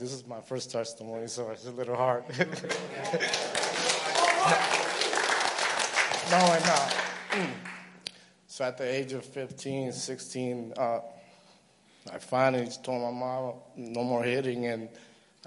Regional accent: New York City, New York, United States; I was raised in Brooklyn

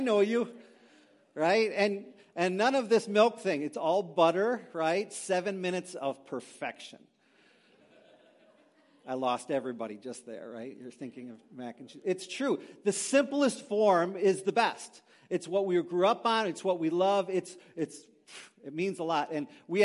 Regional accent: Green Bay, Wisconsin, United States; moved away as an adult; also born or lived in Milwaukee; Christine and I grew up in Green Bay, so we're not too far away from our homeland

